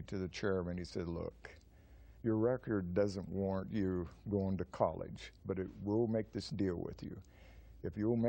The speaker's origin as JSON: {"language": "English", "region": "Washington", "country": "United States", "tie": "born there", "also_born_or_lived": "Northern California", "said": "Originally, I was born in the state of Washington."}